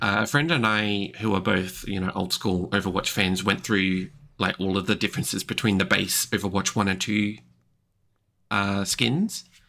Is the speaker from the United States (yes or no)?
no; Australia; I'm from Australia